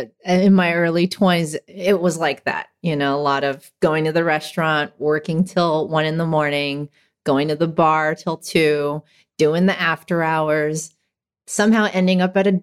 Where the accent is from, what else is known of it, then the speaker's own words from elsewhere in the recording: Hacienda Heights, California, United States; I grew up in Hacienda Heights. Like that was mainly the more of the like younger years of my life.